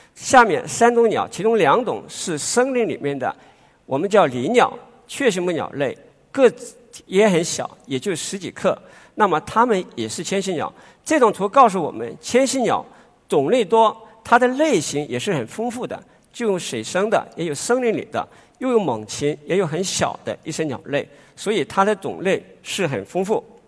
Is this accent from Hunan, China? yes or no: no; Guangdong people, China; 我们广东人